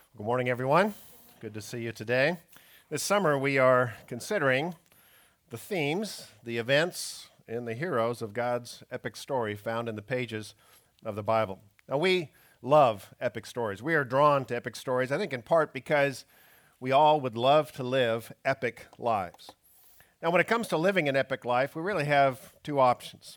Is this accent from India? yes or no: no; Canada; moved away; growing up in Canada